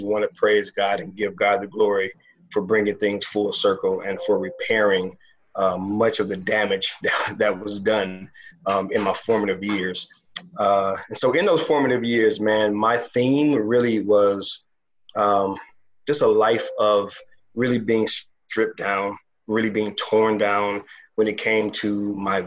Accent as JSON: {"language": "English", "town": "Toledo", "region": "Ohio", "country": "United States", "tie": "born or raised there", "also_born_or_lived": "Chicago, Illinois", "said": "I was born in Chicago, grew up in Toledo, Ohio, moved to Ohio when I was seven, raised by my grandmother"}